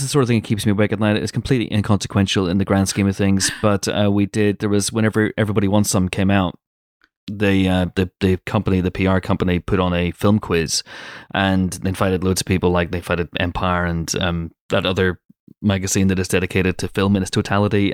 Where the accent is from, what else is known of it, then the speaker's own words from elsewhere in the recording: United Kingdom; I'm British.